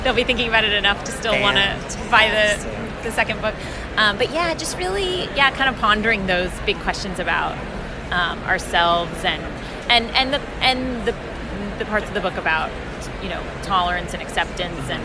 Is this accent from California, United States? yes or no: yes; San Francisco, California, United States; I'm from San Francisco